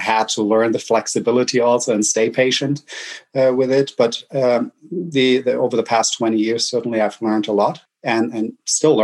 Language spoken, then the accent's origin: English; Germany; accent: German; English is a second language; moved away as an adult; now in United States; I'm German